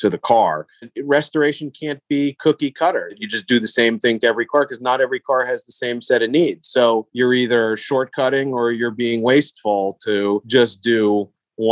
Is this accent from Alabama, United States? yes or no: no; New York, United States; now in Los Angeles, United States; Growing up in New York